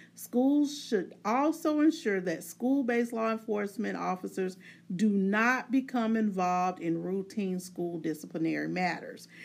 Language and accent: English; Arkansas Delta, United States; I'm from Arkansas, so there was where I'm from in in the Delta region of the United States. There's nothing but farmers, preachers, and teachers.